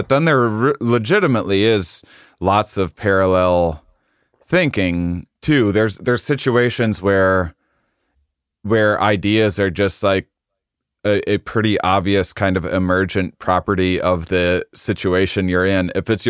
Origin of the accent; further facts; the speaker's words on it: Midwest, United States; We're both from the Midwest. And so then the audience will be like, you're just ripping off Jim Gaffigan. Like, no, we're both ripping off a Midwestern upbringing.